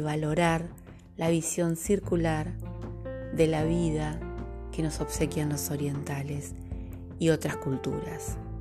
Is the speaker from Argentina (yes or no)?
yes; Río de la Plata, Argentine Patagonia, Argentina; accent: rioplatense; identificarás mi dicción con la dicción rioplatense. Desde la Patagonia Argentina te acompaño en este camino